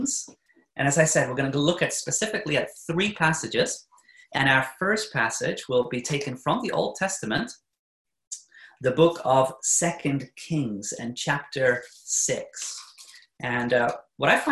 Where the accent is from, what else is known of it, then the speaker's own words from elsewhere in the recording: New Zealand; moved away as an adult; now in Norway; I'm not originally from Norway, but I'm born in New Zealand, but I married a Norwegian. And so I've been living in Norway actually for the last, about 17 years now